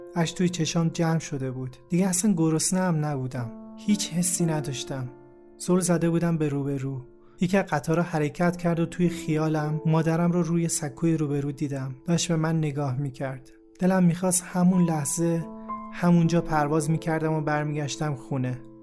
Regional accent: Iran; moved away; ما ایرانی هستیم نه عراقی

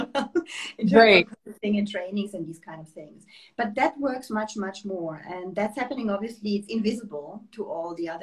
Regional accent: Germany; moved away as an adult; also born or lived in Switzerland; now in France; I'm German. And I grew up in Germany, did my studies for the main part in Germany

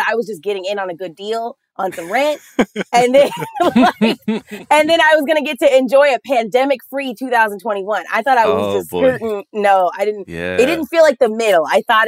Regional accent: Dallas, Texas, United States; also born or lived in Austin, Texas; now in Los Angeles, United States; I'm from Dallas, Texas. Moved here from Austin, Texas in September 2020.

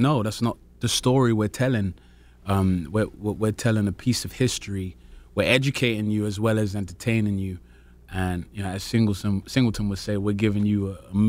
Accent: Peckham, London, United Kingdom

